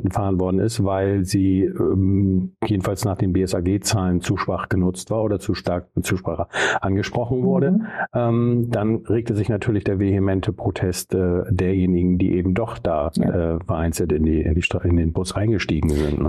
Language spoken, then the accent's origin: German; Bremen, Germany; ich komme ja aus Bremen-Nord